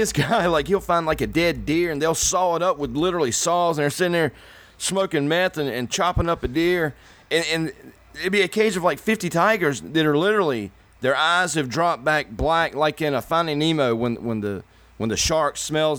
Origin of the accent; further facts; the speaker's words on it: North Carolina, United States; I'm from North Carolina. We're from the South, dude.